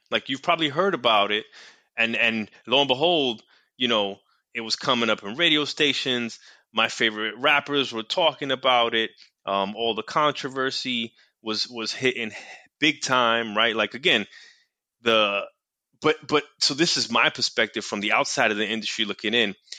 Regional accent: New York City, New York, United States; I grew up in New York City, went to school in New York City

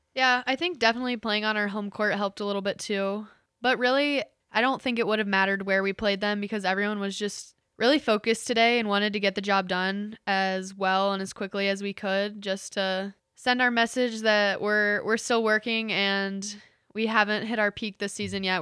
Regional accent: Mason, Ohio, United States; moved away as an adult; now in Hillsdale, United States; I am from Mason, Ohio, which is a suburb outside of Cincinnati

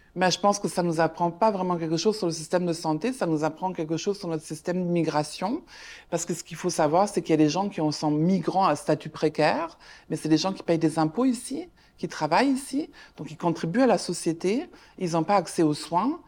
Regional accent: Germany; now in Canada; moi je suis allemande de ma maman et de belge du côté de mon père

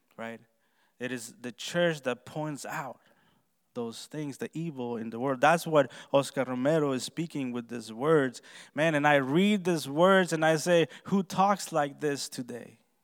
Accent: Honduras; moved away; I was born and raised in Honduras, Central America

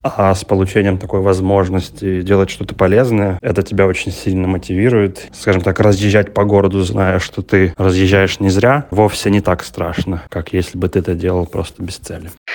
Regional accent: Kharkiv, Kharkiv Oblast, Ukraine; мне 32 года, я из Харькова

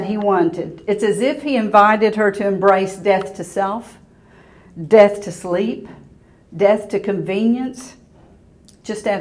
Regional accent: Waco, Texas, United States; I went to high school here. I grew up in Waco. So I was at Waco High.

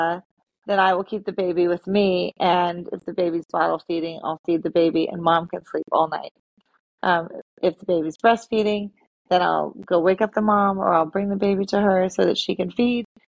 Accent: Seattle, Washington, United States; now in Yardley, United States; I don't have family here. I'm from Seattle.

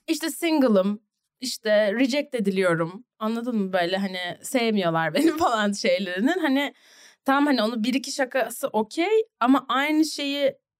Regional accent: Ankara, Turkey; also born or lived in New Jersey, United States; ben Bilkent'te, BAPS'ta okudum

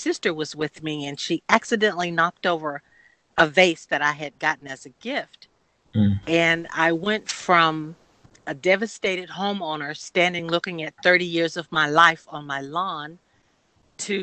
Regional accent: Sanford, Florida, United States; I'm from a large family, and we are from Sanford, Florida, as well

